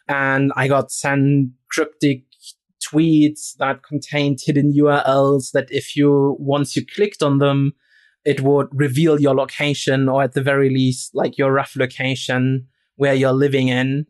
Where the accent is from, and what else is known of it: Rostock, Mecklenburg-Vorpommern, Germany; moved away